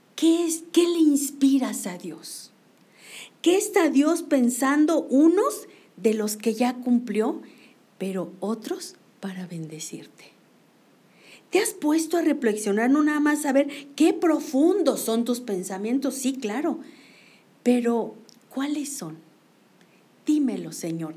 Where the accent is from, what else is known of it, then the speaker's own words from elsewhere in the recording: Mexico; como mexicanos